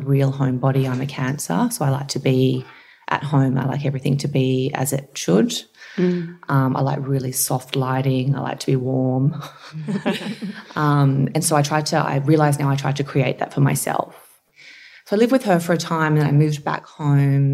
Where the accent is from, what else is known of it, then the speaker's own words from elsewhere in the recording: Campbelltown, New South Wales, Australia; also born or lived in Narellan; I grew up in Bradbury, which is close to Campbelltown, and then we moved over to Narellan when I was just about to start year six